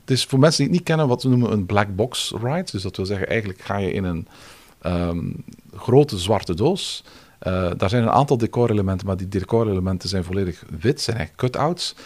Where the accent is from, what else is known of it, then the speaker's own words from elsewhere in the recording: Belgium; now in France; als Belg